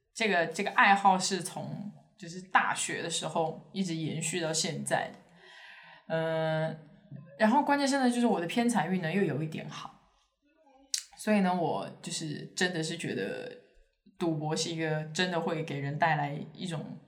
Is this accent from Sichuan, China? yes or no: yes; Chengdu, Sichuan, China; moved away; 我是成都人